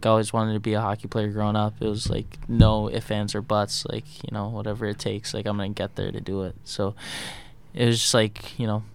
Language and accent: English; Hawaii, United States; growing up in Hawaii